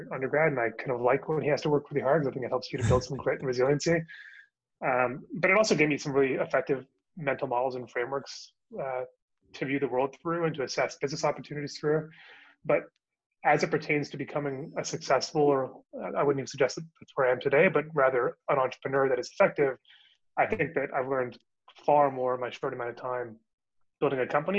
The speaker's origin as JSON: {"language": "English", "town": "Calgary", "region": "Alberta", "country": "Canada", "also_born_or_lived": "Ontario / New York, United States", "moved": "as an adult", "lives_now": "Toronto, Canada", "said": "I'm from Calgary, actually, but I moved to Toronto."}